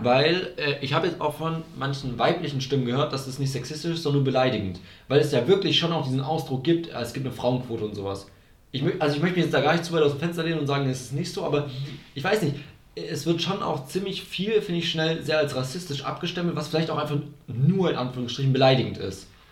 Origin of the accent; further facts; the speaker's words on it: Germany; das ist unser Land